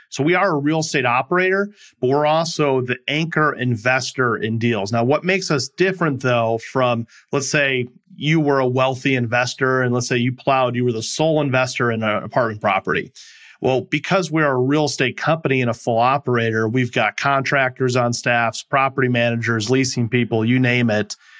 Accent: Midwest, United States; moved away as an adult; also born or lived in California / Milwaukee; I'm originally from the Midwest and came back

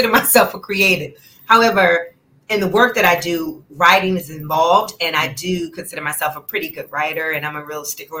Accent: Newark, New Jersey, United States; I am originally from Newark, New Jersey. That's where I was born and raised

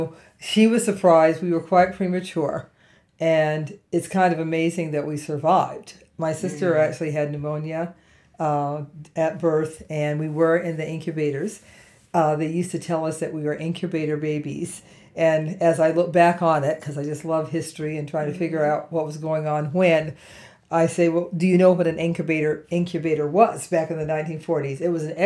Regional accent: Cleveland, Ohio, United States; I grew up in Cleveland, Ohio

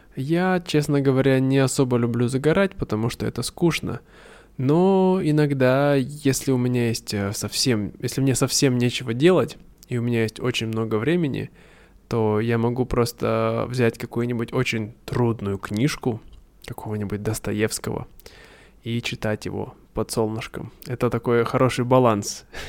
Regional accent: Irkutsk, Irkutsk Oblast, Russia; Иркутск, откуда я родом

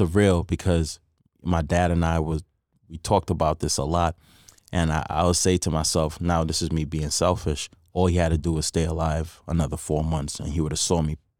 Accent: Trinidad & Tobago; Growing up in Trinidad, again, you know, I was around a lot of Hindus, Muslims, Christians, but I follow the Hindu faith

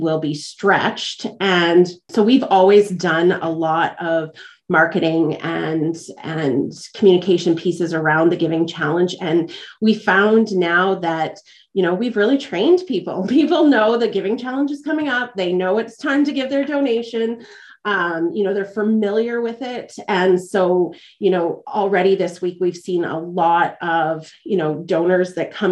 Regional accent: Dauphin, Manitoba, Canada; now in Portage la Prairie, Canada; I'm actually from Dauphin, which is just north of here.

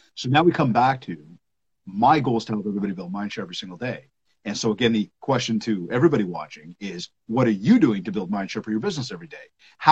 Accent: Canada; I am from Canada

